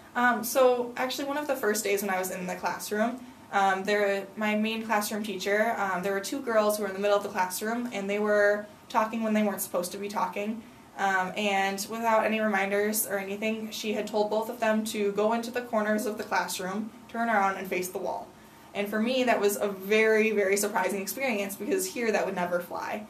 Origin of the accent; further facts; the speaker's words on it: United States; as an American